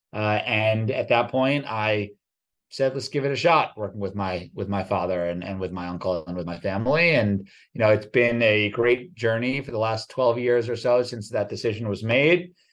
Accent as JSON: {"language": "English", "region": "New Jersey", "country": "United States", "tie": "born or raised there", "also_born_or_lived": "New York City", "said": "born in New York City, grew up in New Jersey"}